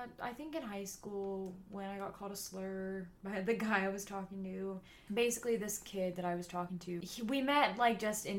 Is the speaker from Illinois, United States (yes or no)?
no; California, United States; we're from California, so we grew up around of like a lot of white liberals.